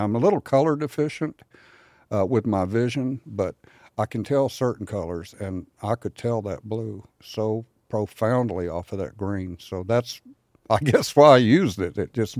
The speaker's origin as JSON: {"language": "English", "town": "San Antonio", "region": "Texas", "country": "United States", "said": "No, I'm from Texas, and I'll tell you what, I think this will make sense to you. Being from San Antonio, that's a wide open kind of a desert area."}